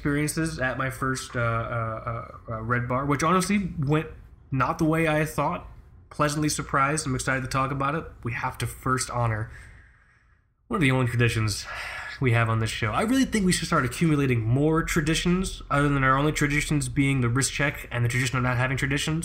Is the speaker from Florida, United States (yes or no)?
yes; Florida, United States; moved away as an adult; We're both from Florida